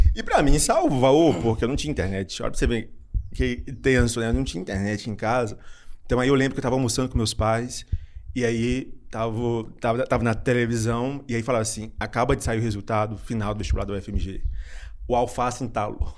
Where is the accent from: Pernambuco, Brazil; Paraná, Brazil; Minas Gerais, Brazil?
Minas Gerais, Brazil; Belo Horizonte; also born or lived in Juiz de Fora; eu sou de Belo Horizonte